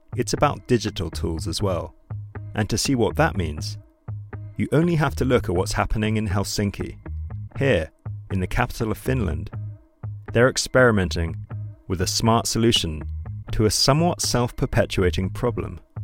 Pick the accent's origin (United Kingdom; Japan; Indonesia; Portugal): United Kingdom; London; moved away as an adult; now in Copenhagen, Denmark; it's where I decided to make my home a few years ago, after growing up in London